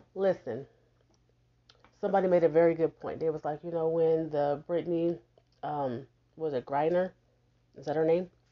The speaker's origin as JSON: {"language": "English", "town": "Houston", "region": "Texas", "country": "United States", "tie": "born or raised there", "moved": "yes", "lives_now": "Omaha, United States"}